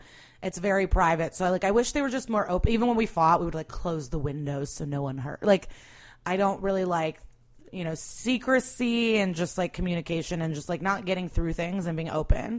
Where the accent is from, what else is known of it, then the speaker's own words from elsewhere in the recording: Skokie, Illinois, United States; also born or lived in Russia / Rogers Park; No, I was born in Russia. We lived, and then we moved to Rogers Park. And then we, like 2 years later, moved to Skokie.